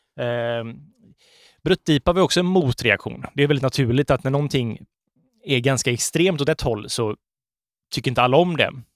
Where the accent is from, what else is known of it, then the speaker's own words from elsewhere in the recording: Sweden; som svenskar